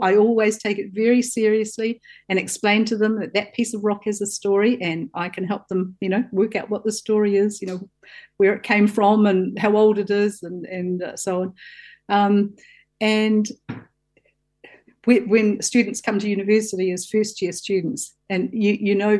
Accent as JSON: {"language": "English", "region": "Southland", "country": "New Zealand", "tie": "born or raised there", "said": "I grew up in Southland on a farm, and I used to spend my holidays at Riverton"}